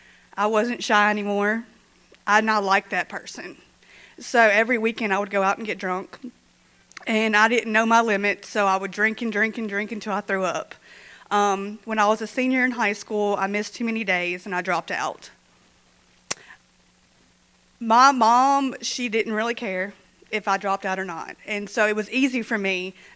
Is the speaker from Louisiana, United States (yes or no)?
yes; Shreveport, Louisiana, United States; now in Minden, United States; I'm originally from Shreveport